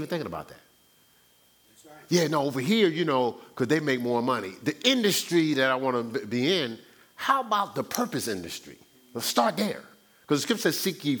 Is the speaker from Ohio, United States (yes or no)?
no; Newark, New Jersey, United States; my hometown, Newark, New Jersey.